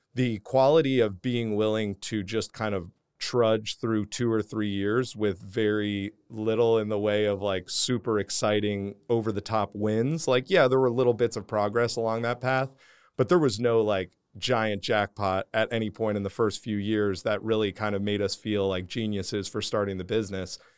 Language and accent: English; New Jersey, United States; moved away as an adult; also born or lived in Houston, Texas; growing up in New Jersey